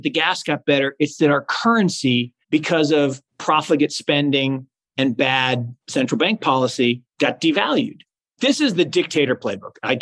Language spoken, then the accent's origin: English; Seattle, Washington, United States; now in North Carolina, United States; I grew up in Seattle